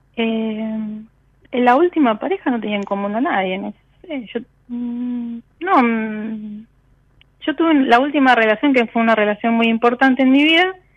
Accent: La Plata, Buenos Aires Province, Argentina; De La Plata

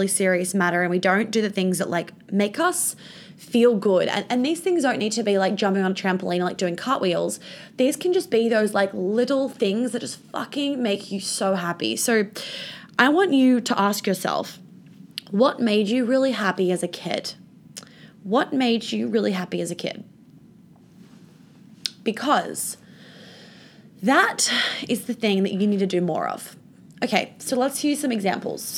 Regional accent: New York, United States; I grew up in New York

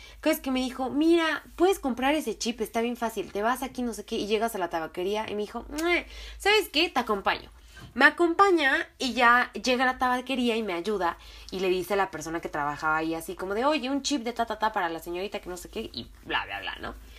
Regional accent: Mexico; de México.

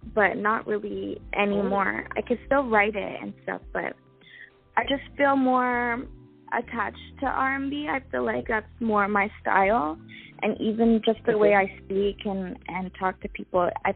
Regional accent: Toronto, Ontario, Canada; I grew up in and around Toronto

